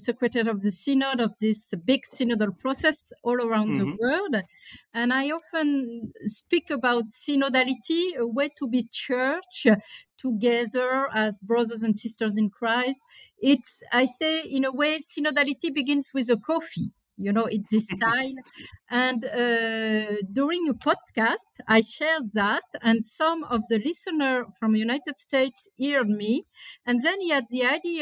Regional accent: France; moved away as an adult; also born or lived in Lebanon; now in Rome, Italy; I grew up in France

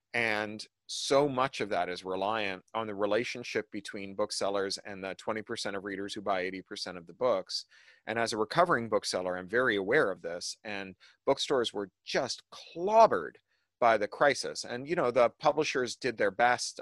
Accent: Canada; now in United States; a Canadian living in the US

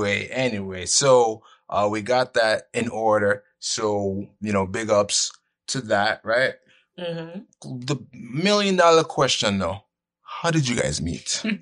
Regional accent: Brooklyn, New York, United States; That's the excuse. I'm from Brooklyn.

